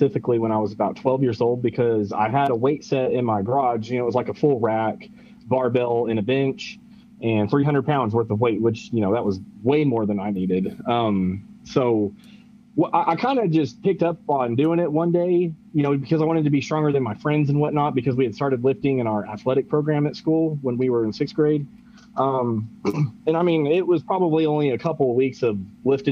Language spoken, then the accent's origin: English; Lubbock, Texas, United States; I am from Lubbock, Texas. And so I've been here my whole life